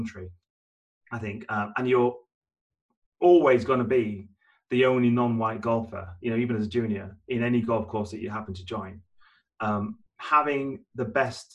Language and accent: English; Maltby, Yorkshire and the Humber, United Kingdom; I grew up in God's Own County. So I grew up in Yorkshire, in South Yorkshire to be specific. And I'm from a very small mining village called Motby, which is part of the wider Rotherham area